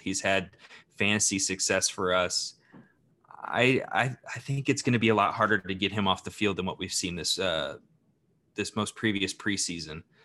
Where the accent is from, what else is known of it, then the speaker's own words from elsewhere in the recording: Ohio, United States; now in Arizona, United States; I grew up in Ohio